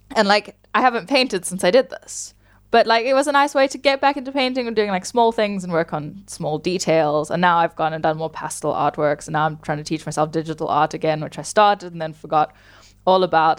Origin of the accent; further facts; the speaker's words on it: South Africa; I'm from South Africa